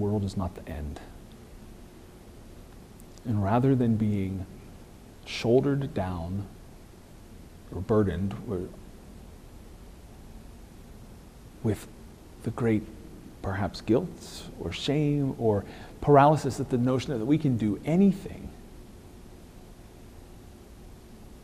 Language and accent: English; United States; He knows we're American.